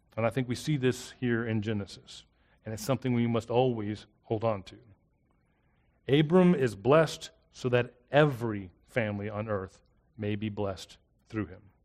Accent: South Florida, United States; also born or lived in South Mississippi; now in Hattiesburg, United States; I grew up in South Florida, and here I am in South Mississippi

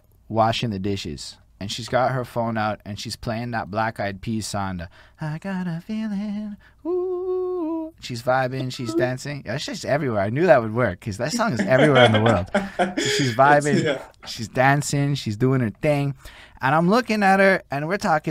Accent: Montreal, Quebec, Canada; I'm in Montreal, and the one thing I can tell you about growing up here

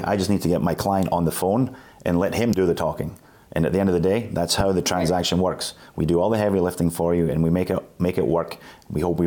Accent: Scotland, United Kingdom; moved away as an adult; also born or lived in New Hampshire, United States / New York, United States; now in United States; I'm a Scotsman

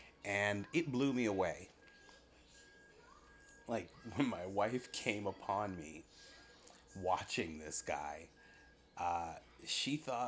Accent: North Dakota, United States; I was born in North Dakota

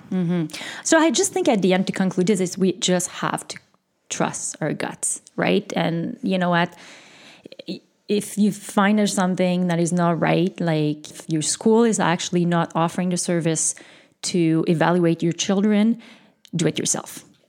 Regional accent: Canada; I'm French Canadian

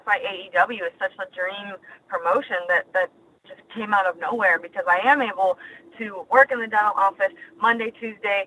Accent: Punxsutawney, Pennsylvania, United States; moved away as an adult; now in Orlando, United States; I was born and raised in Punxsutawney, Pennsylvania

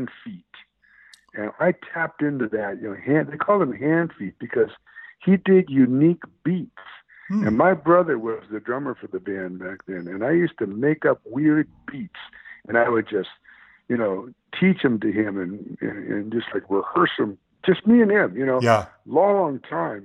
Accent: Detroit, Michigan, United States; also born or lived in Oakland; now in Los Angeles, United States; Detroit, which is my hometown

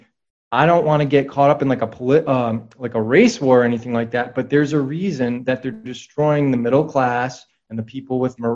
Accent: New England, United States; I come from New England

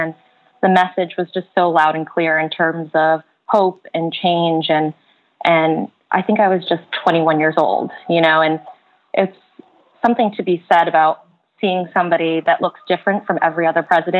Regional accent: the South, United States; I'm from the US. {S1} Yeah. {S3} So basically, I grew up in the South

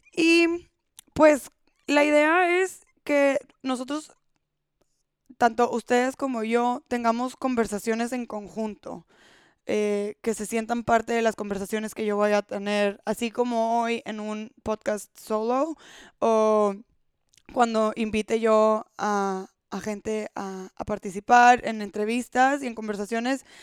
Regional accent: Monterrey, Nuevo León, Mexico; Soy de Monterrey, México

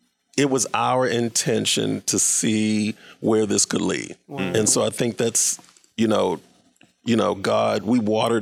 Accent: Baltimore, Maryland, United States; moved away as an adult; now in St. Louis, United States; I'm from Baltimore, so I just moved here to St. Louis.

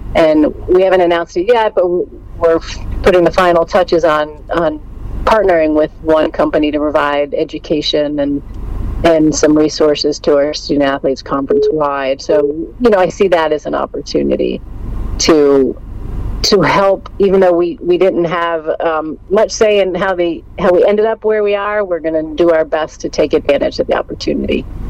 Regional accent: New Jersey, United States; moved away as an adult; I grew up in New Jersey.

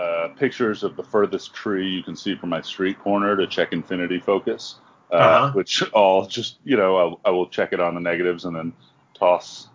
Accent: New York, United States; moved away as an adult; now in Albuquerque, United States; I grew up in New York

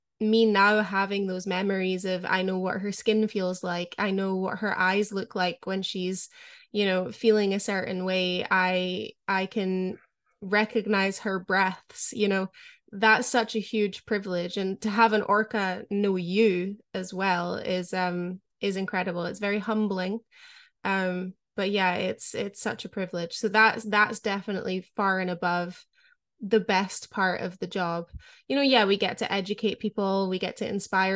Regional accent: Scotland, United Kingdom; growing up in Scotland

